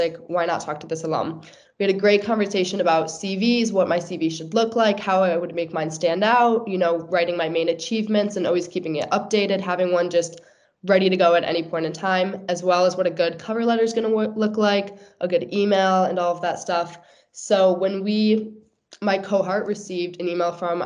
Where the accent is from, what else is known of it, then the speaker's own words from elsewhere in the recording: United States; moved away as an adult; now in United Kingdom; from my hometown back in America